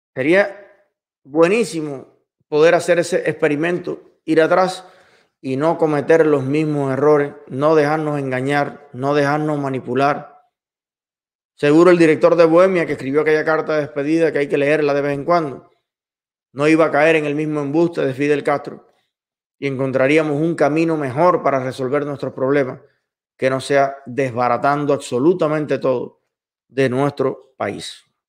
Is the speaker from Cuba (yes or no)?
yes; Cuba; todo lo que somos capaces los cubanos de producir